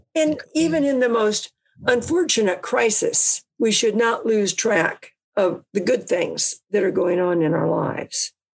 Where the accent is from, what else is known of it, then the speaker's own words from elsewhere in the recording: California, United States; I was from California